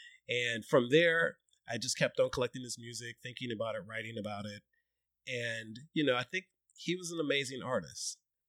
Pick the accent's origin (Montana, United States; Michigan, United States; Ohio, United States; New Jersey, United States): Ohio, United States; Toledo; I grew up in the Midwest. I grew up in Toledo, Ohio